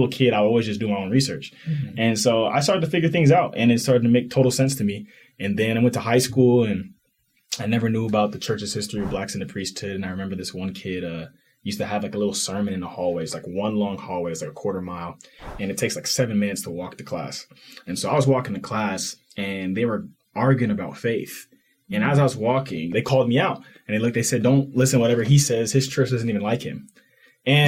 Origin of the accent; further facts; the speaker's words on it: Katy, Texas, United States; moved away as an adult; now in Utah, United States; I grew up in West Houston, Katy, Texas